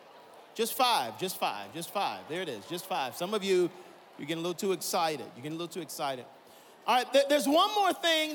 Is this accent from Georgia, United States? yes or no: yes; Atlanta, Georgia, United States; I'm from Atlanta, Georgia